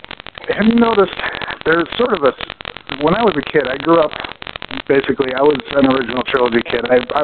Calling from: Chicago, Illinois, United States; from Chicago.

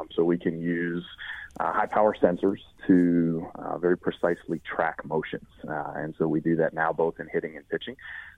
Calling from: Pittsburgh, Pennsylvania, United States

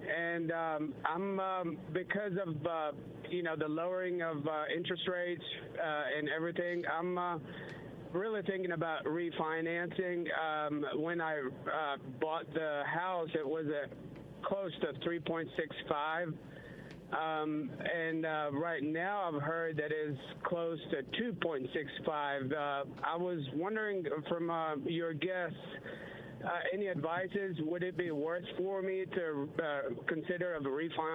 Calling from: Clinton, United States; Good morning. I'm calling in from Clinton, actually.

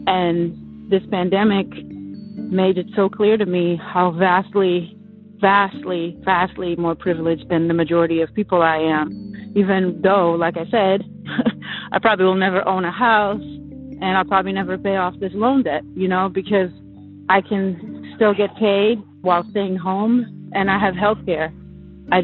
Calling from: Philadelphia, Pennsylvania, United States; I'm calling from Philadelphia.

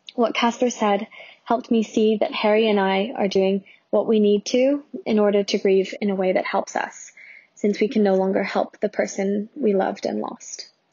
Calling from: Toronto, Ontario, Canada; I'm calling from Toronto

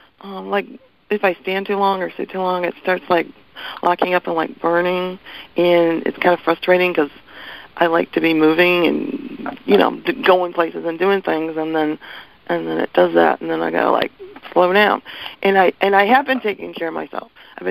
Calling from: Portland, Oregon, United States; Hi, this is … from Portland.

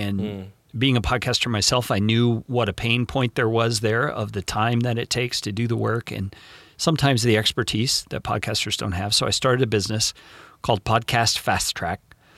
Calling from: Tucson, Arizona, United States; I currently don't have a home. I own an RV and we travel in our RV. And so we are calling from Tucson today, Tucson, Arizona.

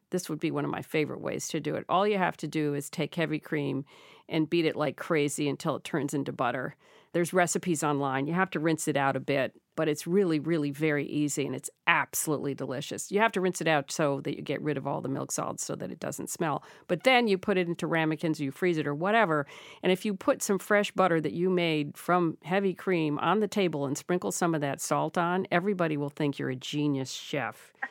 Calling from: Winthrop, Maine, United States; I am calling from Winthrop, Maine.

